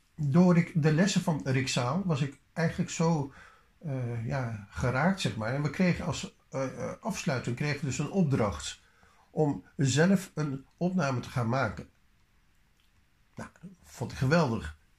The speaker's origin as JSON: {"language": "Dutch", "country": "Netherlands", "said": "we zijn geen Engelse mensen, we zijn Nederlanders"}